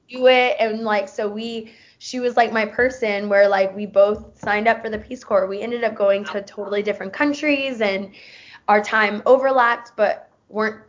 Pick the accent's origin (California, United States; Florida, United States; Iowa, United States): Florida, United States; Tampa; also born or lived in Nicaragua; I am originally from Tampa, Florida